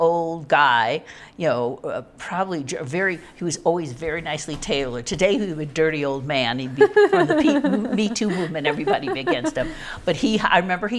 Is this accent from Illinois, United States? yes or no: yes; Chicago, Illinois, United States; moved away as an adult; also born or lived in St. Louis / New York; I was from Chicago